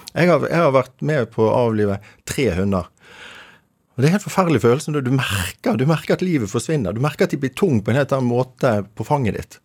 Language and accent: Norwegian; Bergen, Vestland, Norway; accent: Bergen dialect; now in Oslo, Norway; Nå er vi i, som du hører av dialekten, Bergen. Rett syd for Bergen. Mm. Ehm, i dag det, det, det som var en selvstendig kommune som het eh, Fana. Så ehm, jeg vokste opp på Midtun